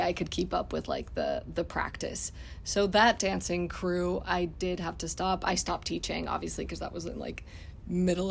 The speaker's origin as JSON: {"language": "English", "region": "Mexico City", "country": "Mexico", "moved": "as an adult", "lives_now": "United States", "said": "I'm originally from Mexico City. I went to medical school back home"}